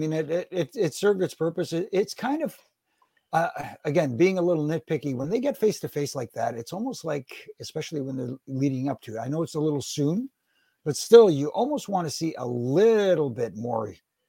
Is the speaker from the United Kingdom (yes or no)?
no; Canada; I born and raised in Canada.